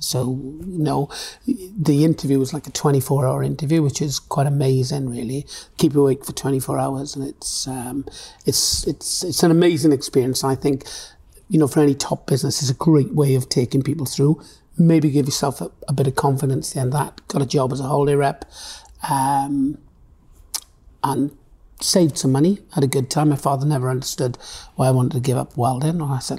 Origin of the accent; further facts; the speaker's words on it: Swansea, Wales, United Kingdom; also born or lived in Dudley; So I lived there till I was four, and then I moved back to Swansea, which has really been my home all my life, really.